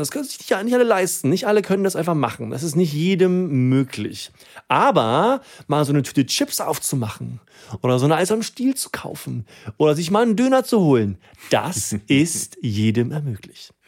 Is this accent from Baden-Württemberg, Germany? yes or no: no; Herrstein, Rhineland-Palatinate, Germany; moved away; Ich bin ja in einem ganz kleinen äh, Dorf in einer pfalz aufgewachsen, hier hier, schaut an Herstein, Hunsrück, 800 Einwohner